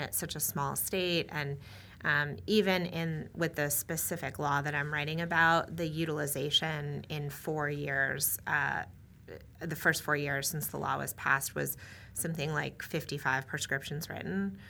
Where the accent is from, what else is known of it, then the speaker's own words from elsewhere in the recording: New England, United States; moved away; also born or lived in New Hampshire; I grew up in New England and, um, went to school in New Hampshire